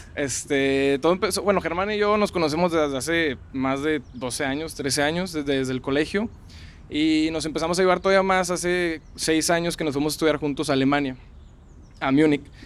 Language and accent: Spanish; Monterrey, Nuevo León, Mexico; soy de aquí de Monterrey toda la vida